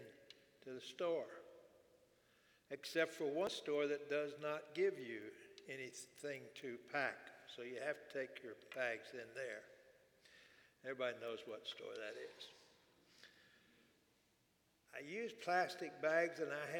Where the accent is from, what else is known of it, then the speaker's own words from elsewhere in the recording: Houston, Texas, United States; I grew up in Houston.